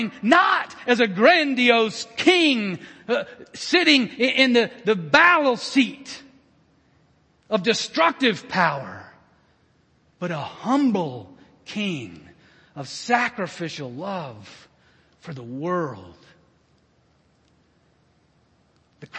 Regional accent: United States; as an American

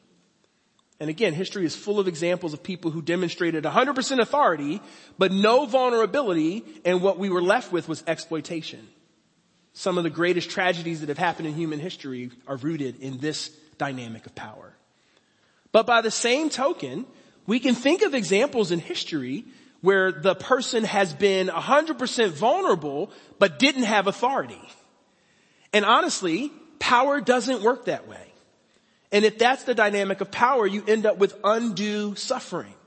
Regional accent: Philadelphia, Pennsylvania, United States; moved away as an adult; now in Cincinnati, United States; I didn't grow up in Cincinnati. I grew up in Philadelphia. That's my home. But Cincinnati is now my home. I live here, and I love it. I've been in Cincinnati for over 22 years

